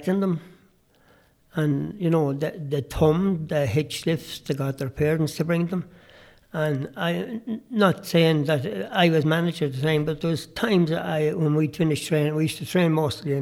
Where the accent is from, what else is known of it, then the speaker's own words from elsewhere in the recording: Drumshanbo, Connacht, Ireland; there was a girl from my hometown in Dumshambo